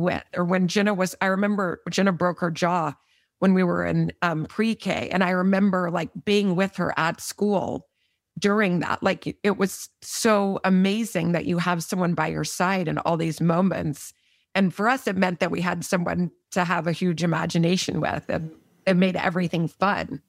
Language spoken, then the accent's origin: English; Austin, Texas, United States; also born or lived in Midland, Texas; We grew up in Austin for middle school and high school.